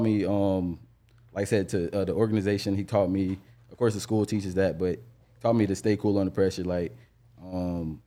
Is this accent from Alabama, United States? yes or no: no; Jacksonville, Florida, United States; also born or lived in Atlanta, Georgia / Orlando, Florida; came to Jax